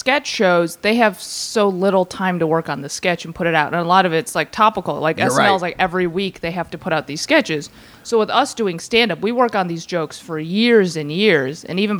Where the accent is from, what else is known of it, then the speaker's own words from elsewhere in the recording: Chicago, Illinois, United States; I'm from Chicago